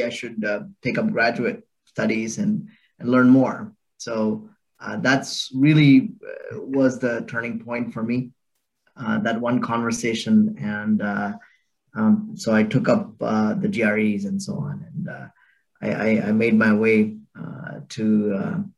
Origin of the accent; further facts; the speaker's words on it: Bangalore, Karnataka, India; I was born and raised in Bangalore, India, and so it's my home. And I grew up there